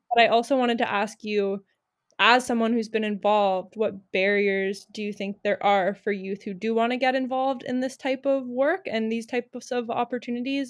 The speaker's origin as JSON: {"language": "English", "town": "Winnipeg", "region": "Manitoba", "country": "Canada", "tie": "born or raised there", "moved": "yes", "lives_now": "Victoria, Canada", "said": "I grew up in Winnipeg"}